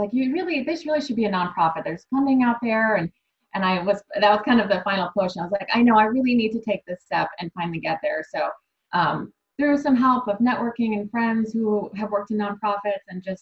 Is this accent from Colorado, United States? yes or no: no; Buffalo, New York, United States; I grew up in Buffalo, New York